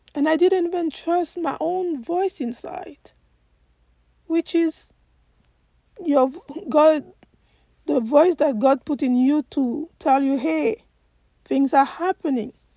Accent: Côte d’Ivoire; moved away as an adult; now in United States; I am from Cote d'Ivoire and I've been living in the US for the past 20 years.

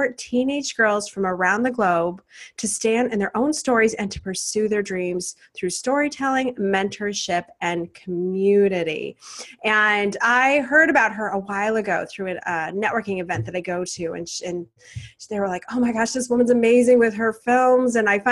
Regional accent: Portland, Oregon, United States; my hometown of Portland, Oregon

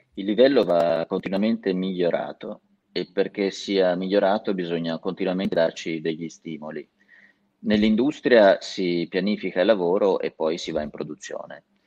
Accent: Castelmartini, Tuscany, Italy; born or raised there; now in Lombardy, Italy

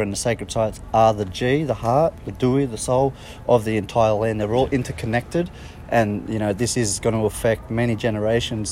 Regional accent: Australia; Australia, like, I'm proud Australian too

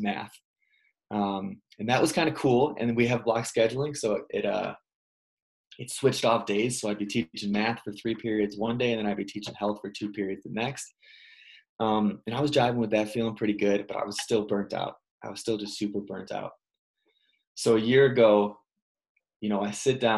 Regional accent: Illinois, United States; I grew up in Illinois

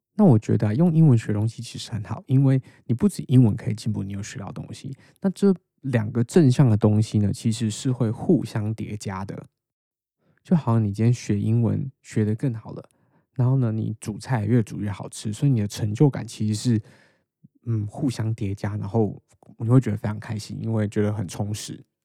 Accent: Taiwan; accent: Taiwanese Mandarin (台湾国语); now in Australia; 我自己的中文发音就不是非常地标准，所以大家都骂我就是台湾国语

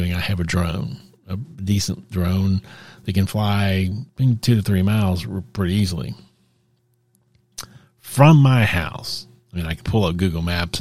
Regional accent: United States; I'm American, that's where I come from

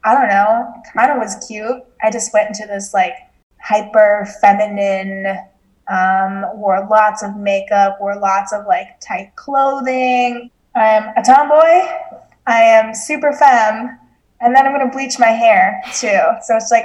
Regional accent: United States; we grew up in American culture

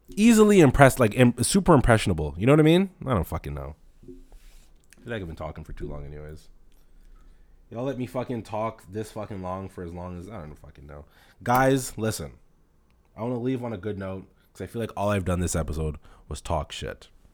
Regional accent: Toronto, Ontario, Canada; I grew up in Rexdale

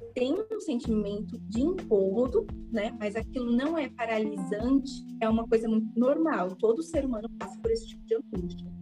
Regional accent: Guarulhos, São Paulo, Brazil; eu sou daqui de Guarulhos e eu tenho 26 anos

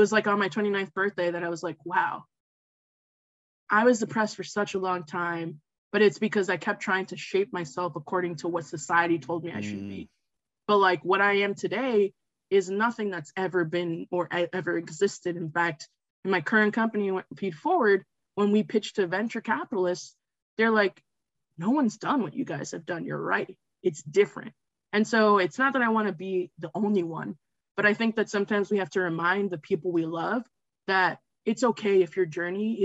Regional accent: Westchester County, New York, United States; I'm from Westchester County, New York

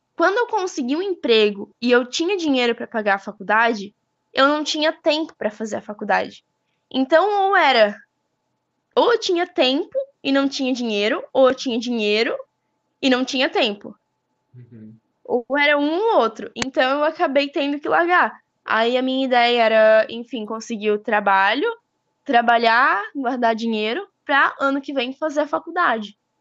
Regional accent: Botuverá, Santa Catarina, Brazil; sou aqui de Botuverá

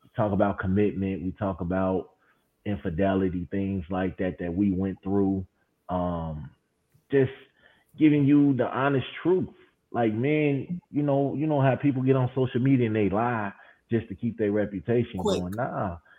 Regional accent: Chicago, Illinois, United States; I'm from Chicago

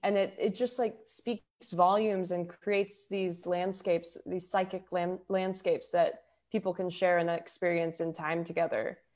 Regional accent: Houston, Texas, United States; also born or lived in Denver; now in Los Angeles, United States; I grew up in Houston

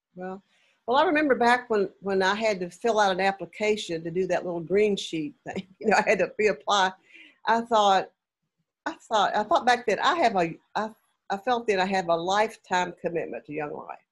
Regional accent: Lexington, Kentucky, United States; moved away; I'm from Lexington originally.

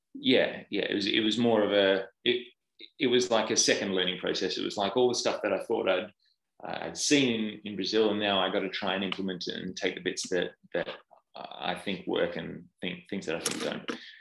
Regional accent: Perth, Western Australia, Australia; moved away as an adult; now in United Kingdom; I'm Australian. I'm from Perth on the west coast

